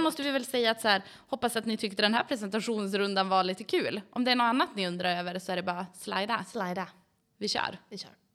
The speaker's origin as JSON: {"language": "Swedish", "town": "Umeå", "region": "Västerbotten County", "country": "Sweden", "tie": "born or raised there", "also_born_or_lived": "Gällivare, Norrbotten", "said": "Jag flyttade till Umeå 1999, då var jag åtta år gammal"}